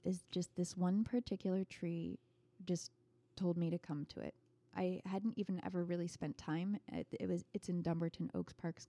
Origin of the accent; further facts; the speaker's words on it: Ireland; So I'm Irish. I grew up partly in Ireland.